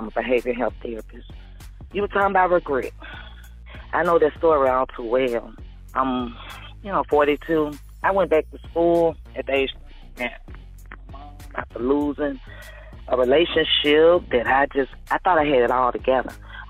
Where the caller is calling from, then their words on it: Shreveport, Louisiana, United States; I was calling from Shreveport, Louisiana.